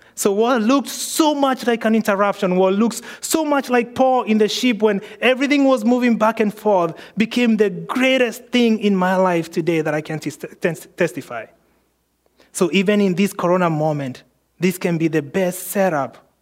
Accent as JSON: {"language": "English", "country": "Kenya", "tie": "born or raised there", "moved": "yes", "said": "I was born in Kenya."}